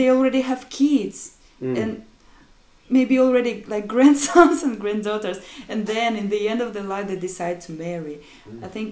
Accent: Birobidzhan, Jewish Autonomous Oblast, Russia; moved away as an adult; now in Shanghai, China; it's still the name of my hometown and the place where I where I'm from is Jewish Autonomous Region.

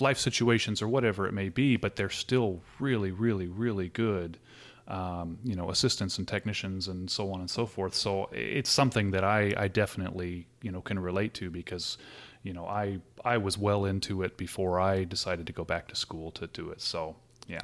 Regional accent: Southern California, United States; moved away as an adult; I'm originally from Southern California, um, pretty much halfway between L A and San Diego, um, so kind of near the beach and grew up there and lived there, uh, until about four years ago.

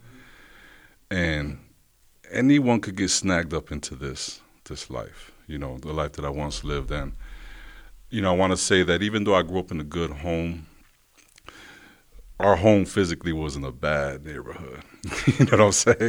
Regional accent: Rochester, New York, United States; I'm born and raised in Rochester, New York. Grew up on the east side

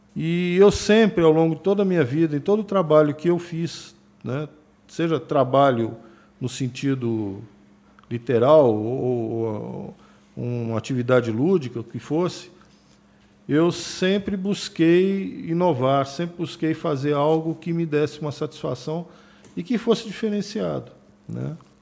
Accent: Brasília, Federal District, Brazil; also born or lived in São Paulo; Meu pai era funcionário do Banco Brasil. Tá. Na época, em 1974, ele foi transferido para Brasília, né? E eu fui com 10 anos para lá e tô lá até hoje

